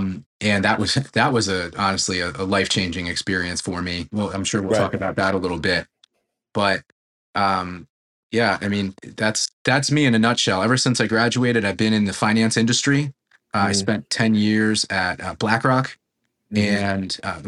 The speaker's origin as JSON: {"language": "English", "town": "Princeton", "region": "New Jersey", "country": "United States", "tie": "born or raised there", "said": "I'm the guy from Princeton. I like to say born, raised, educated, and employed. I grew up in the area about 15 minutes from the university."}